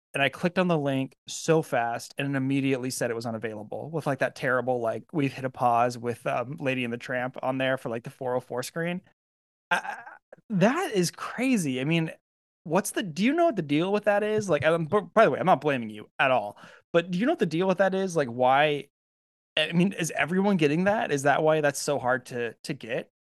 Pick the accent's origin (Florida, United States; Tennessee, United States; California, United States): California, United States; I'm from California